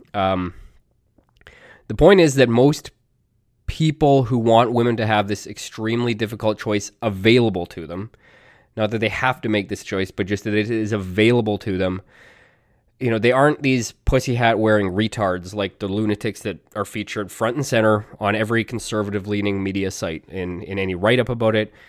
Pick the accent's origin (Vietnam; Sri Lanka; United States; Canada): Canada; I'm Canadian, and in Canada